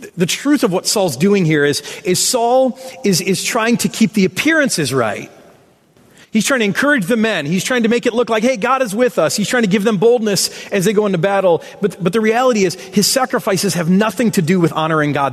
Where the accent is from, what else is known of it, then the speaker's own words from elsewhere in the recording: Michigan, United States; I'm from Michigan. We claim road rage as a birthright.